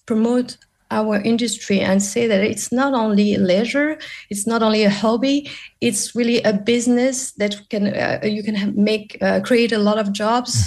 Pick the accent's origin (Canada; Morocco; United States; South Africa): Morocco; now in Paris, France; I'm based in Paris, but I'm originally from Morocco.